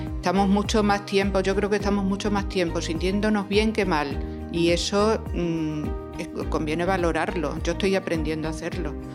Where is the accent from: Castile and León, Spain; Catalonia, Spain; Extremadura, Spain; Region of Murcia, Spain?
Extremadura, Spain; Torre de Miguel Sesmero; now in Badajoz, Spain; nací en Torre de Miguel Sesmero me vine a vivir a Badajoz